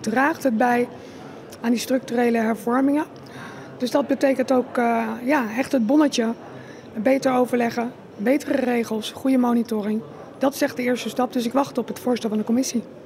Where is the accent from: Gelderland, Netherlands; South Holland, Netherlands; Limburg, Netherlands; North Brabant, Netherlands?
South Holland, Netherlands; Rotterdam; Ik kom uit Rotterdam